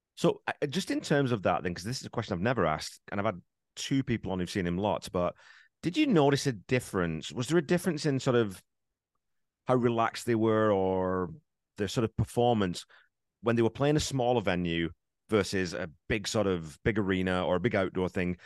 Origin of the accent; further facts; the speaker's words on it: England, United Kingdom; now in Canada; I grew up in England